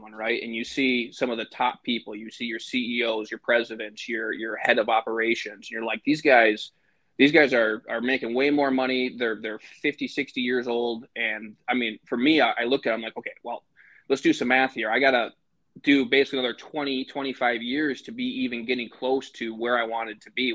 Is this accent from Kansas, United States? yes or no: no; Michigan, United States; now in Green Bay, United States; I live in Green Bay, Wisconsin, born and raised in Michigan